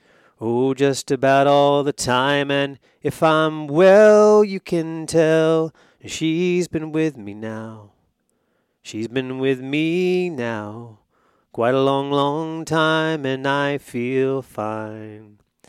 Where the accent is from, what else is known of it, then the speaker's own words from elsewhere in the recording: Texas, United States; born there; also born or lived in Georgia / Alabama / North Carolina; I was born in Texas, lived in really Georgia and Alabama, North Carolina most of my life.